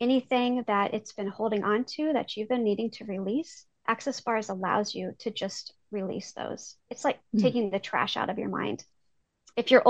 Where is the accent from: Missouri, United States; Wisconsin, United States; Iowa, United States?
Iowa, United States; I am from Iowa. I have lived here my whole life